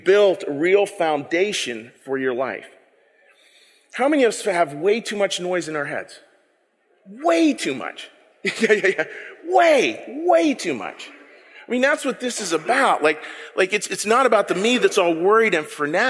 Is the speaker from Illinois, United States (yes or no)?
no; Pittsburgh, Pennsylvania, United States; I'm from the Berg